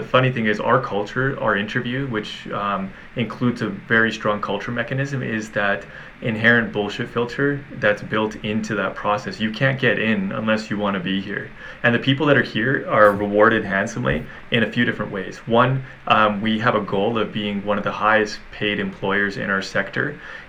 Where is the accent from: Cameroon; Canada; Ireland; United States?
Canada; But the bigger piece here is we're Canadian. We're a little bit isolated in relation to the States